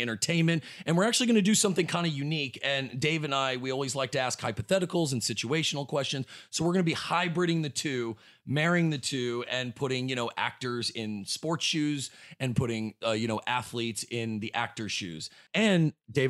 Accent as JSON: {"language": "English", "town": "Dallas", "region": "Texas", "country": "United States", "said": "I'm from Dallas"}